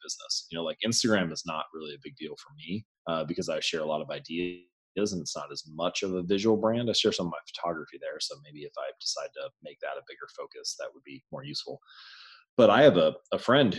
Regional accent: Hamilton, Ohio, United States; I grew up in Hamilton, Ohio, smaller town north of Cincinnati

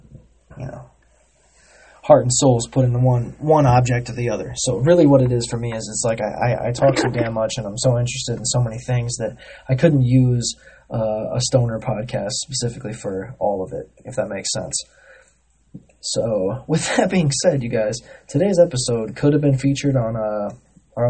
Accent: United States; being an American

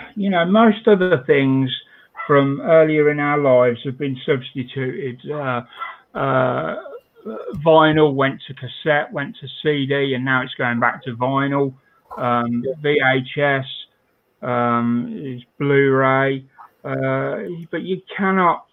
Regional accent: United Kingdom; I'm British

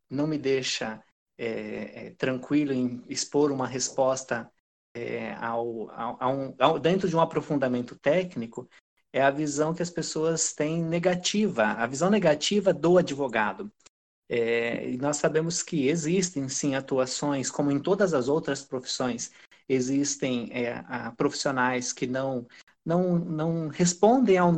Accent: Pará, Brazil; accent: southern R; é, eu sou do Pará, mas eu não tenho a cultura paraense. Eu acabei sendo criado apenas por sulistas e essa, esse R puxado ele vem sim do sul.

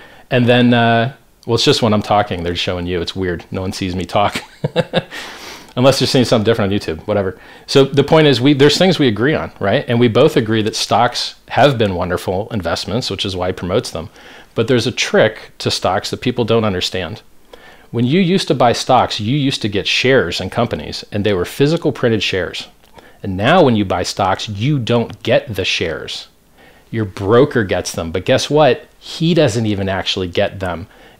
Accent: Miami, Florida, United States; So I grew up in Miami.

